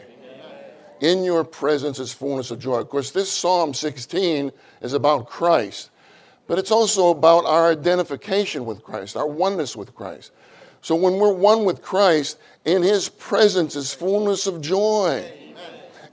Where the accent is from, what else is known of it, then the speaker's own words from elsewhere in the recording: Pittsburgh, Pennsylvania, United States; moved away as an adult; also born or lived in Kansas / Houston / Dallas / Irving; I grew up in Pittsburgh, Pennsylvania. I grew up there